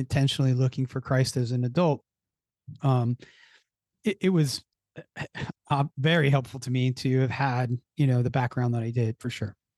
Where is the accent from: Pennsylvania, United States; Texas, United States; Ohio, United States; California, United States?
Pennsylvania, United States; Philadelphia; I grew up in the Philadelphia area